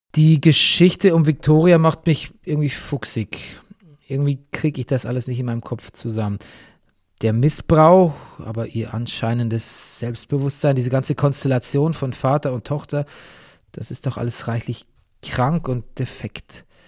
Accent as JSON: {"language": "German", "region": "Bavaria", "country": "Germany", "tie": "born or raised there", "said": "mitten in meiner Heimat Bayern"}